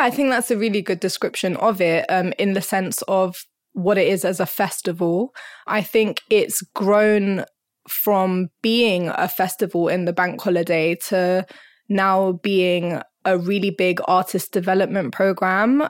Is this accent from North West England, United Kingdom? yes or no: no; London, United Kingdom; also born or lived in Hornsey; I was, like, born and bred in North London, and I'm still in North London.